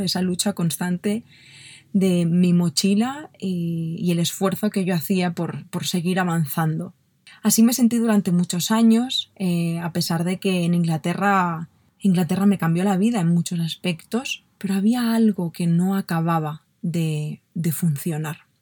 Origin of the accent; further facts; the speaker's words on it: Barcelona, Catalonia, Spain; yo nací en Barcelona, en una familia maravillosa, y no tuve una infancia, a pesar de que tuve una infancia mm, muy, muy bonita